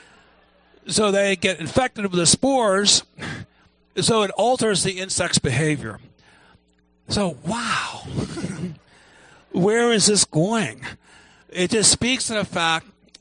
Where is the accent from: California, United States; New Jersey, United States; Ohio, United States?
Ohio, United States; I grew up in Ohio